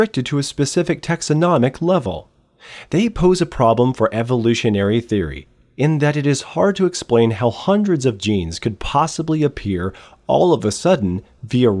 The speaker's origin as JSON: {"language": "English", "country": "United States", "said": "I am American"}